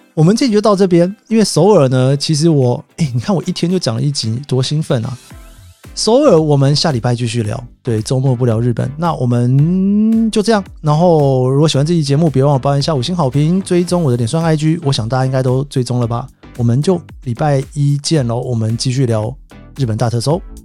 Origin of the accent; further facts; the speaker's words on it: Taiwan; now in Tokyo, Japan; 我是从台湾来的